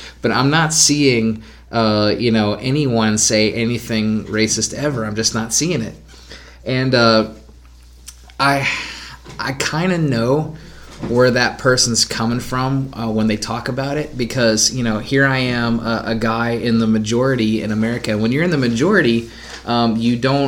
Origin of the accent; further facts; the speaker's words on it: Clarksburg, West Virginia, United States; did we ever have segregation in my hometown